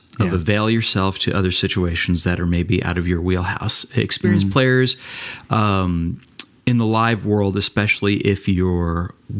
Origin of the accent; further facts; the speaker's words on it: Central Florida, United States; I grew up in Central Florida, mm-hmm, in rural Florida, well, not rural, but smaller town Florida